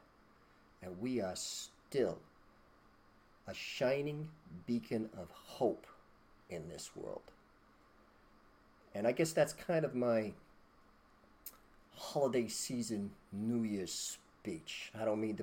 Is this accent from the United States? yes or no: yes; United States; we're American